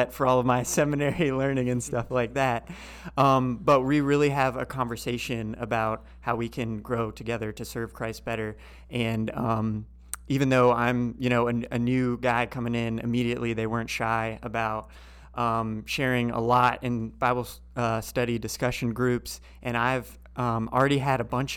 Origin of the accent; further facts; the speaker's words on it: Leesburg, Florida, United States; moved away as an adult; also born or lived in Salt Lake City, Utah / Birmingham, Alabama; now in Durham, United States; grew up in Central Florida in a small town called Leesburg, just northwest of Orlando.